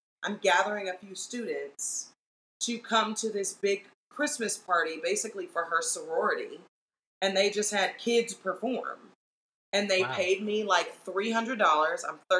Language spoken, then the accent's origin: English; Los Angeles, California, United States; I grew up in Los Angeles, California. I started performing professionally middle school age. I was like 13 the first time I got paid for a professional gig, which was one of my teachers at Bancroft Junior High